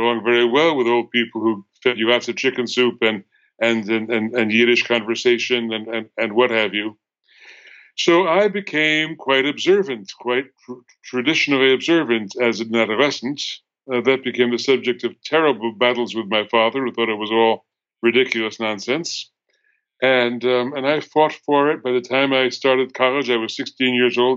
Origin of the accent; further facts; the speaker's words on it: United States; I'm an American Jew, third generation in America